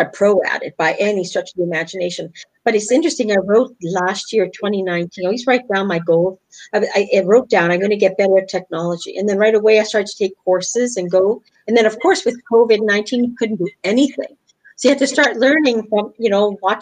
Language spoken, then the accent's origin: English; Winnipeg, Manitoba, Canada; first language English; moved away as an adult; also born or lived in Europe; I was born and raised in Canada, Winnipeg.